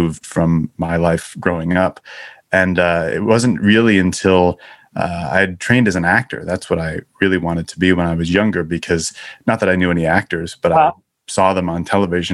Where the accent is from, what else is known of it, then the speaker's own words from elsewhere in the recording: Syracuse, New York, United States; moved away as an adult; also born or lived in Chicago, United States; now in Los Angeles, United States; I grew up in Syracuse, New York, and went to school around there.